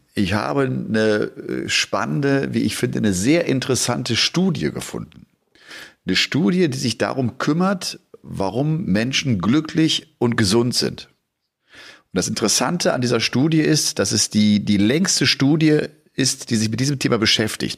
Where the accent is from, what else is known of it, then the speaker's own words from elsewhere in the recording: Bergisch Gladbach, North Rhine-Westphalia, Germany; aus Bergisch Gladbach, aus meiner, aus meiner Heimat auch